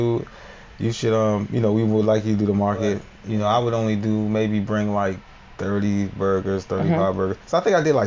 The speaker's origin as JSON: {"language": "English", "town": "Bowie", "region": "Maryland", "country": "United States", "tie": "born or raised there", "also_born_or_lived": "Washington, D.C.", "said": "I was raised in Prince George's County in the Bowie area"}